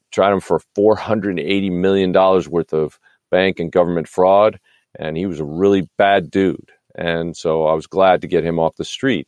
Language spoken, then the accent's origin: English; New York, United States; now in California, United States; I grew up in New York.